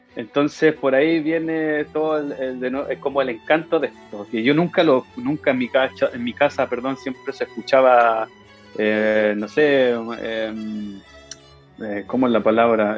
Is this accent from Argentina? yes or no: no; Concepción, Biobío, Chile; moved away as an adult; cuando yo entré al liceo y escuché el coro del liceo de Enrique Molina, de donde soy yo, de gran Enrique Molina